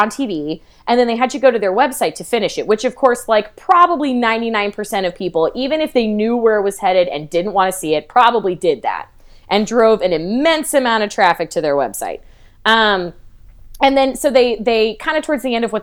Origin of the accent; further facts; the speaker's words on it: New Mexico, United States; I'm from New Mexico